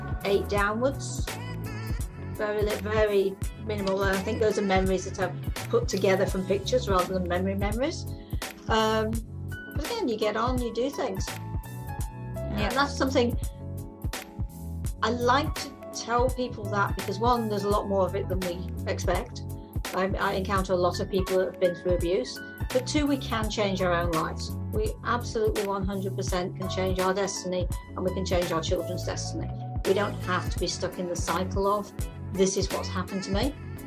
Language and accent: English; England, United Kingdom; moved away as an adult; I was in England until I was 21.